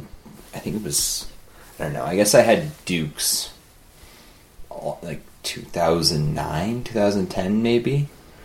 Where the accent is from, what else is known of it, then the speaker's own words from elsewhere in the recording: Kalispell, Montana, United States; also born or lived in Colorado; I was born and grew up in Kalispell, Montana